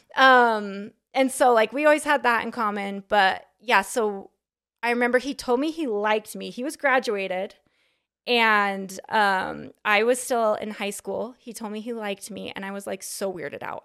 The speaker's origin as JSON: {"language": "English", "town": "Sandy", "region": "Utah", "country": "United States", "tie": "born or raised there", "said": "I am from Salt Lake City, Utah. Sandy"}